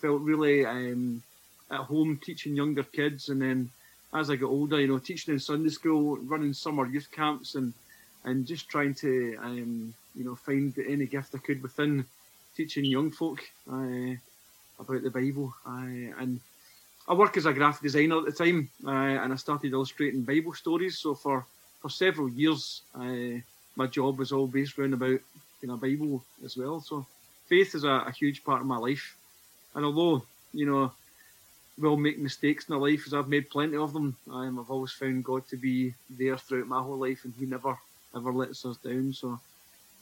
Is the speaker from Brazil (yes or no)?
no; Scotland, United Kingdom; accent: Scottish; you'll tell from my Scottish accent, I'm from north of the border